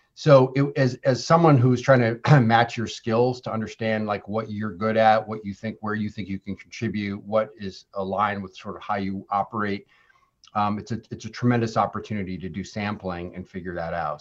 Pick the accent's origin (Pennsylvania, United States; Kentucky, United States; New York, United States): New York, United States; Ithaca; I grew up in Ithaca, New York, Central New York